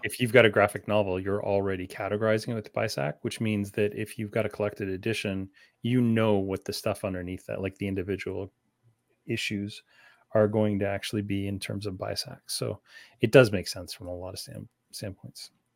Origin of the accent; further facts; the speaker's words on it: Canada; also born or lived in London, Ontario; as Canadian as they get.